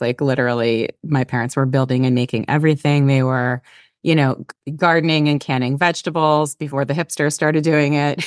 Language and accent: English; Pennsylvania, United States; moved away; also born or lived in Brooklyn, New York; I grew up in Pennsylvania in a tiny, small town, borderline rural, rural